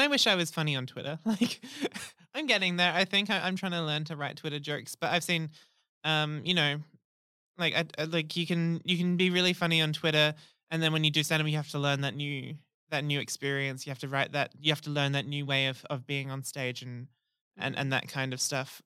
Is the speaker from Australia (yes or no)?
yes; Rockingham, Western Australia, Australia; I'm from Rockingham